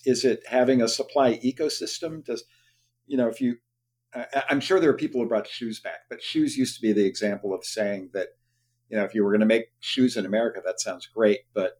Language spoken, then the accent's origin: English; Youngstown, Ohio, United States; I grew up in Youngstown, Ohio, where the steel mill, you know, employed 4,000 people per shift, or GM Lordstown, you know, employed 35,000 people when I was a kid.